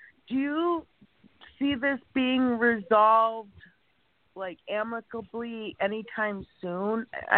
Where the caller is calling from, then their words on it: Chicago, Illinois, United States; Chicago, Illinois.